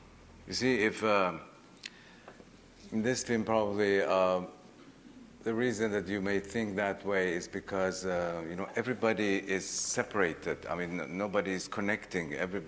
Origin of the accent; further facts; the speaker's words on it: Iran; English is a second language; don't forget that I come from Iran all the way, you know, up to here.